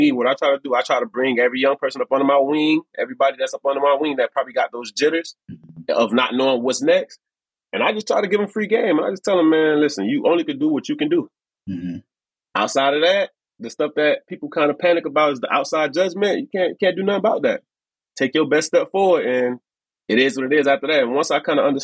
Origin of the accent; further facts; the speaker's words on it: Miami, Florida, United States; I'm from Miami. We've been out here long enough